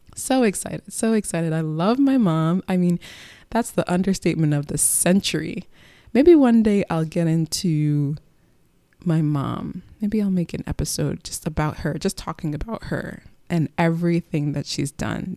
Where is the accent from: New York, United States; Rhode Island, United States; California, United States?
New York, United States; Long Island; moved away as an adult; also born or lived in Bronx, New York / Texas / Delaware / Philadelphia; now in New York, United States; We moved to Long Island when I was, like, six. So from age six to twenty-one, Long Island was the backdrop to my childhood